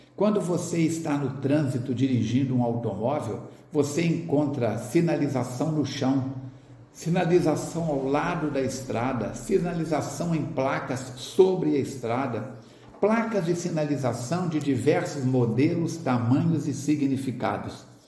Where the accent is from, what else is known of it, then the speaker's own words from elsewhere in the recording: Astolfo Dutra, Minas Gerais, Brazil; now in Juiz de Fora, Brazil; Sou natural da cidade de Astolfo Dutra, próxima aqui de Juiz de Fora, cerca de 110 quilômetros.